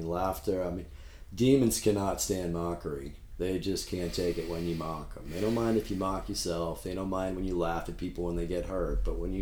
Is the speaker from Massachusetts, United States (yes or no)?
yes; Boston, Massachusetts, United States; because I'm from Boston. I sound like a douchebag.